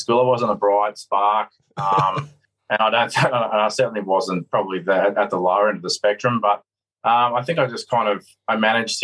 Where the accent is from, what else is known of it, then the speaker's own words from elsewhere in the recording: Sydney, New South Wales, Australia; I grew up on the Northern Beaches down in Sydney, down in Manly. I was very lucky to be born and bred down there